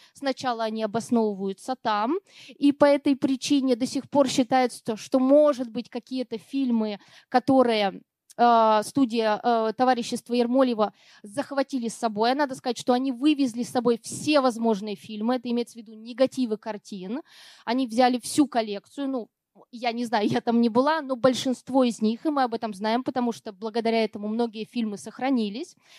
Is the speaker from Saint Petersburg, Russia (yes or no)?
no; Perm, Perm Krai, Russia; moved away; я родилась в Перми, э, давно уже там не живу, но тем не менее для меня это практически родина